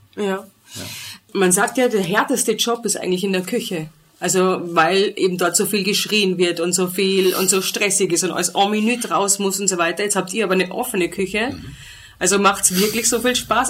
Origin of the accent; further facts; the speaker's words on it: Germany; now in Austria; ich bin auch Deutsche